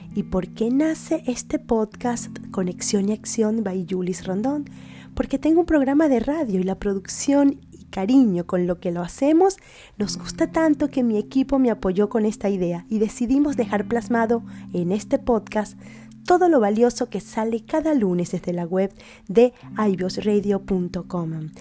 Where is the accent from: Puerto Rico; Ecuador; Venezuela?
Venezuela; now in Spain